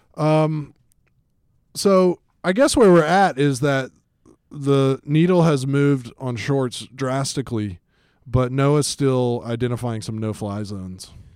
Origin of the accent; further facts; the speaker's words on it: Atlanta, Georgia, United States; I grew up in Atlanta, Georgia